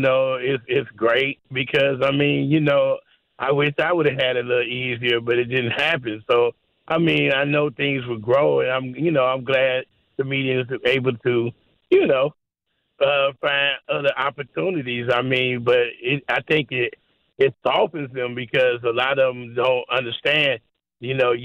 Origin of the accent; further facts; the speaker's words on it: St. Louis, Missouri, United States; moved away; I love my hometown.